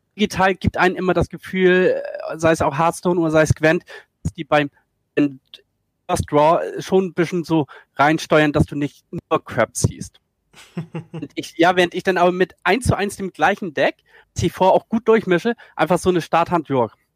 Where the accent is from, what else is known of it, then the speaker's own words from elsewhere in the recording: Schleswig-Holstein, Germany; also born or lived in Hamburg; komme aus Norddeutschland, äh, aus Schleswig-Holstein